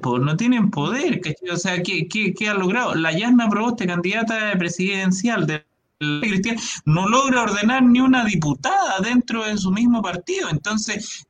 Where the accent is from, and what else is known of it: Chile